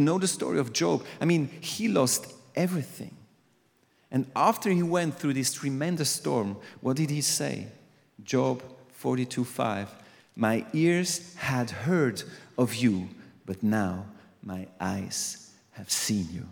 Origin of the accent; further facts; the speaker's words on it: Aargau, Switzerland; I'm from Aargau. I'm from a different place